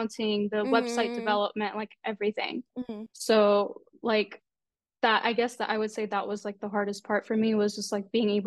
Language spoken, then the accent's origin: English; Texas, United States; I'm from Texas.